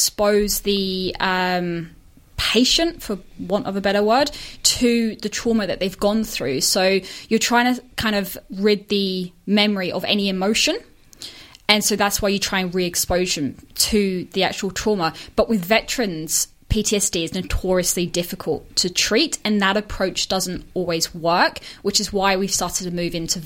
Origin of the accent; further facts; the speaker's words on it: Northern Ireland, United Kingdom; moved away as an adult; now in Melbourne, Australia; I'm, as you probably tell from my accent, wasn't brought up here. So I'm Australian, but was brought up in the UK. Mm-hmm. So whilst I was over there, I was in Northern Ireland. That's where I'd spent most of my time.